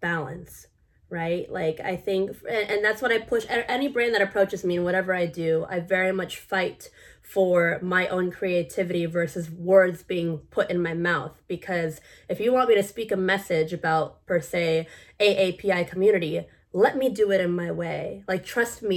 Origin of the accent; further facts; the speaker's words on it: United States; I'm full Filipino, but born in America